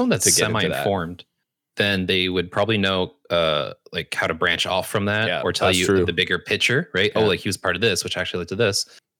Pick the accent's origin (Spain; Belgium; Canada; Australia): Canada; Like I'm Canadian, and I feel like a lot of Canadians don't respond well to my comedy.